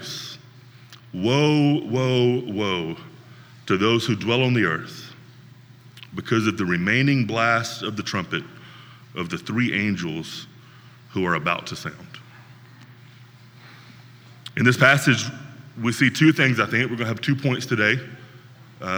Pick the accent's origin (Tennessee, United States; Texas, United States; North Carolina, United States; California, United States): Tennessee, United States; Northwest; Another area where I grew up in Northwest Tennessee